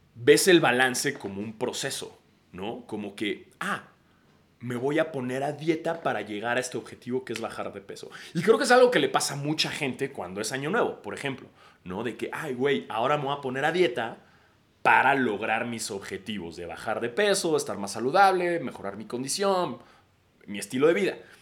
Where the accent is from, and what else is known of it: Mexico